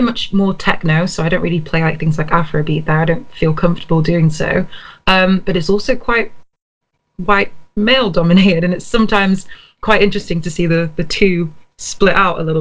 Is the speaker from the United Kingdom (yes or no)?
yes; United Kingdom; now in Sheffield, United Kingdom; I tend to define myself as a British-born Nigerian.